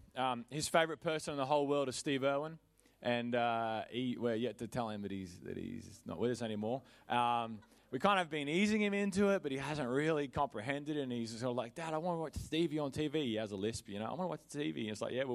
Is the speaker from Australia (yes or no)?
yes; Queensland, Australia; I am a Queenslander in my heart. I have been there since the day I was born.